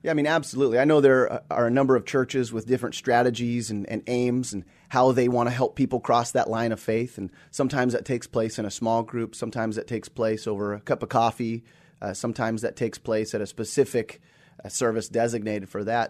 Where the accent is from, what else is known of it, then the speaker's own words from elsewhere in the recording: Seattle, Washington, United States; also born or lived in Australia; born and raised here in the Seattle area, born at, uh, Group Health Hospital